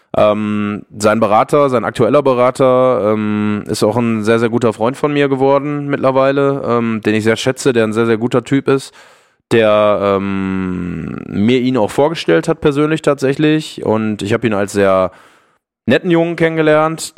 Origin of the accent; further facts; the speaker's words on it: Ruhr area, North Rhine-Westphalia, Germany; Ich komme aus dem Ruhrgebiet, ich bin Kind des Ruhrgebiets